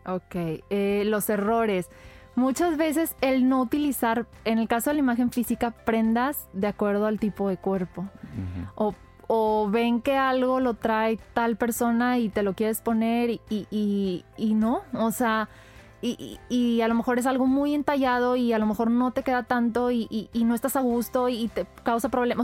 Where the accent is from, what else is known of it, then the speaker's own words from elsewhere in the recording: Monterrey, Nuevo León, Mexico; somos regios y, ah, las palabras aquí nos fluyen hasta por los codos